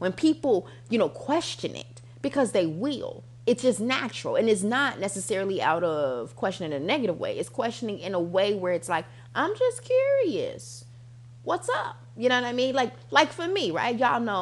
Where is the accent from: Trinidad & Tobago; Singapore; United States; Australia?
United States; I'm American